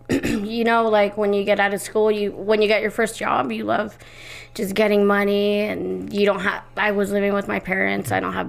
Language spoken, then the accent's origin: English; Idaho, United States; also born or lived in Mexico City, Mexico / Los Angeles, United States; lived there till I was like 8. And I grew up here, was raised here in Idaho.